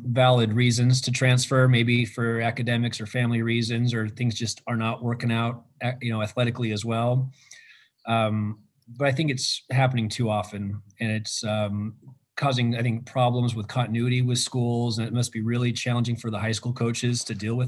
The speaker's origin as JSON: {"language": "English", "town": "Seattle", "region": "Washington", "country": "United States", "tie": "born or raised there", "moved": "yes", "lives_now": "Pennsylvania, United States", "said": "I grew up in Ballard"}